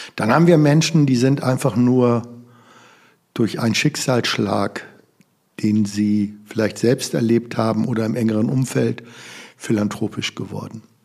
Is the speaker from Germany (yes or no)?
yes; Germany; in unserem Land